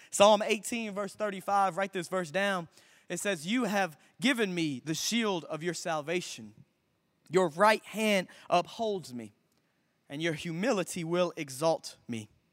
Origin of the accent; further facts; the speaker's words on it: Memphis, Tennessee, United States; I grew up right here in Memphis, Tennessee. I went to Bartlett High School